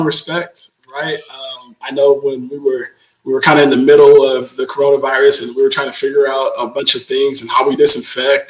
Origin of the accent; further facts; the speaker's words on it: Stockton, California, United States; I'm born and raised in Stockton, California